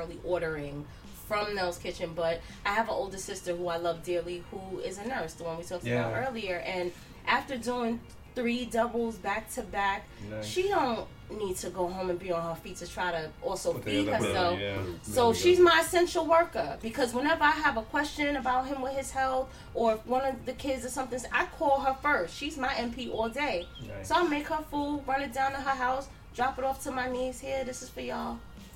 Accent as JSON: {"language": "English", "region": "New York", "country": "United States", "tie": "born or raised there", "said": "I grew up in New York"}